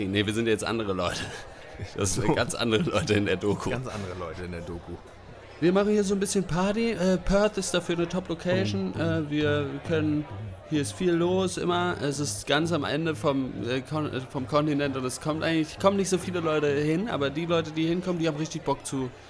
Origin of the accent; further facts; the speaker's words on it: Germany; now in Australia; Es ist einfach. Es ist einfach mal was anderes. Ich komme persönlich komme aus Erkenrade äh, bei äh, und das ist einfach mal äh, was anderes hier.